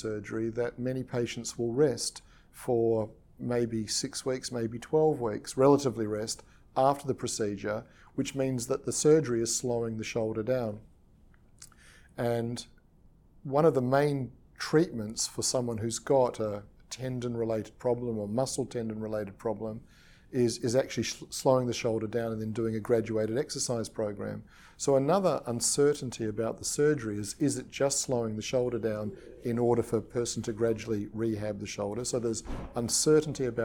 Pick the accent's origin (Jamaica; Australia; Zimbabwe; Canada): Australia; also born or lived in New Zealand / England; now in United Kingdom; I was born in New Zealand, and I grew up in Australia, and I currently practice in England and UK, United Kingdom